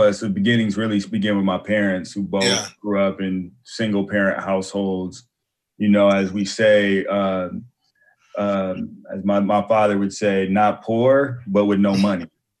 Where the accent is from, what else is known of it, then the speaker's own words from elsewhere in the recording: Los Angeles, California, United States; Yeah, I'm born and raised in Southern California. LA, West Coast dude, through and through